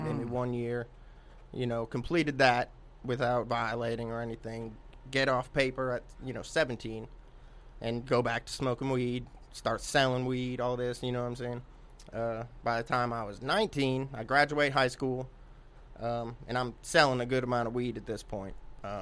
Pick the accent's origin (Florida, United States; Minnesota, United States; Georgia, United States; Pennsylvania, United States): Florida, United States; Palm Harbor; moved away as an adult; also born or lived in Sunrise, Florida; now in Knoxville, United States; When I was like 3 or 4 years old, my family and I moved to Palm Harbor, Florida, which is like a suburb of Tampa. And I grew up there until I was about 25, and then I moved to Knoxville.